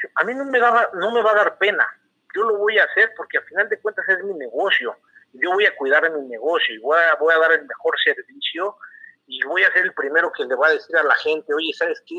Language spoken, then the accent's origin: Spanish; Querétaro, Mexico; moved away as an adult; also born or lived in Torreón; regresar a Querétaro, regresar a, casa, se puede decir